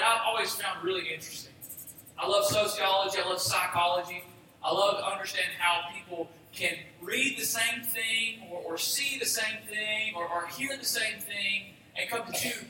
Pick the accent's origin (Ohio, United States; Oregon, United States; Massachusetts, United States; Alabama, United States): Alabama, United States; Boaz; now in Gold Springs, United States; I'm from Boaz, Alabama, originally. I live in Gold Springs now.